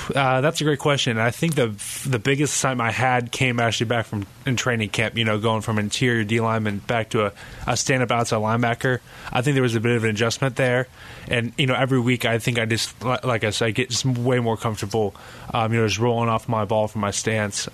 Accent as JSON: {"language": "English", "town": "Carlsbad", "region": "California", "country": "United States", "moved": "yes", "said": "I'm very blessed to, uh, to be from Carlsbad."}